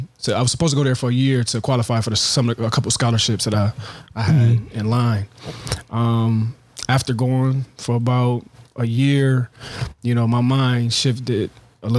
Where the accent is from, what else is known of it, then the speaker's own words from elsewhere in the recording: Buffalo, New York, United States; moved away; also born or lived in Georgia; born and raised in Buffalo, New York